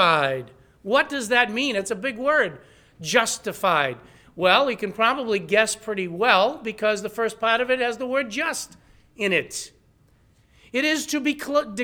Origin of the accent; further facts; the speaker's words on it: New England, United States; accent: New England; with my New England accent